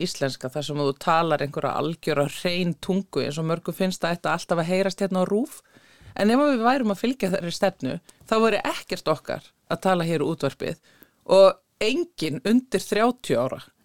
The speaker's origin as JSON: {"language": "Icelandic", "country": "Iceland", "tie": "born or raised there", "said": "ég fættu upp á linu í Íslandi"}